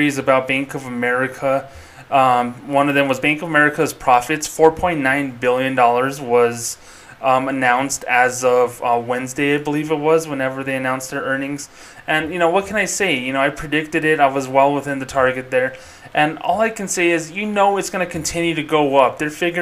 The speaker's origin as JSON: {"language": "English", "town": "Albuquerque", "region": "New Mexico", "country": "United States", "tie": "born or raised there", "said": "my home state of Albuquerque, New Mexico"}